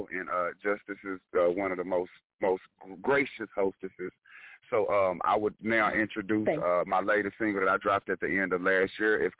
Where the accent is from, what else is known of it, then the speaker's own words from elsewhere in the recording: Dallas, Texas, United States; Absolutely. I am a Dallas native. I bleed blue and silver.